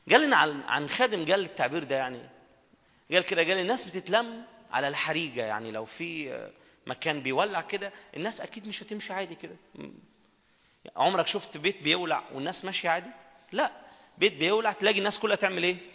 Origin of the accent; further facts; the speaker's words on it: Minya, Minya Governorate, Egypt; انا جاي بدري وبعدين انا من المنيا جايه من المنيا